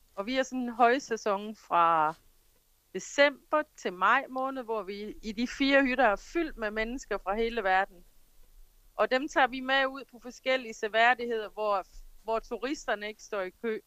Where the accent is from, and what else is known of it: Denmark; now in Jamaica